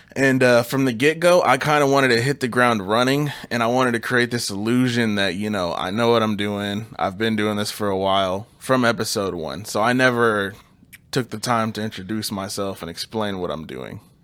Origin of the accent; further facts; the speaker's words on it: Kansas City, United States; We're from Kansas City.